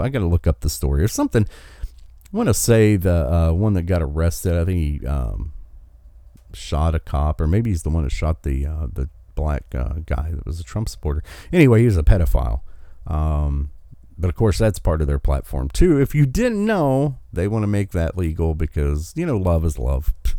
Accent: West Virginia, United States; in my home state of West Virginia

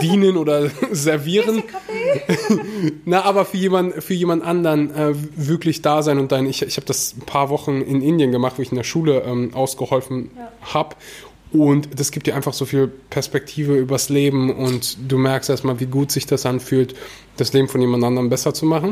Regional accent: North Rhine-Westphalia, Germany; bei uns in Nordrhein-Westfalen

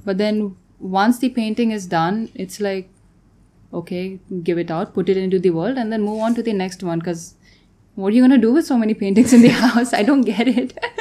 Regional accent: Tanzania; moved away as an adult; also born or lived in Bangalore, India / Vienna, Austria; I grew up in Tanzania. I was there most of my life, and then I moved to Bangalore to study architecture.

